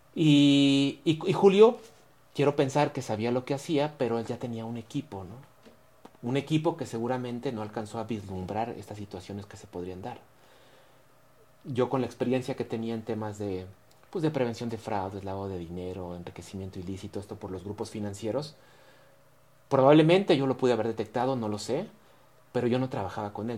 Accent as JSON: {"language": "Spanish", "country": "Mexico", "said": "como mexicanos"}